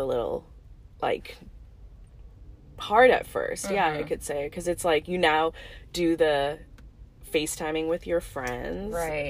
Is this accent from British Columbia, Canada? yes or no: yes; Vancouver, British Columbia, Canada; born or raised there; also born or lived in Bangalore, India